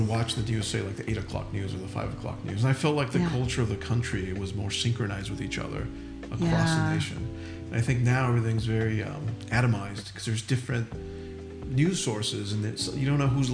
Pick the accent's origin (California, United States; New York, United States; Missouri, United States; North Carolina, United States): California, United States; Los Angeles; I grew up in LA, actually. I grew up in Los Angeles